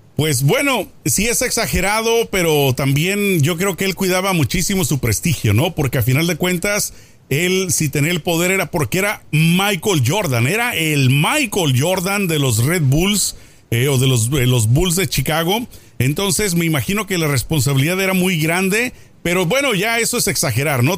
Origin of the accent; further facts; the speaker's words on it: Mexico; now in United States; como mexicano